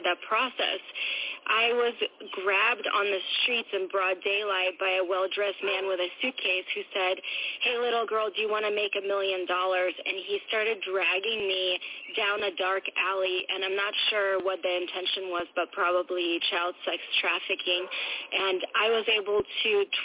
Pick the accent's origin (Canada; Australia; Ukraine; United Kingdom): Ukraine; now in United States; I happen to be from Ukraine. My mom is Russian. My dad is Ukrainian. I grew up in Ukraine, and I now live in the United States.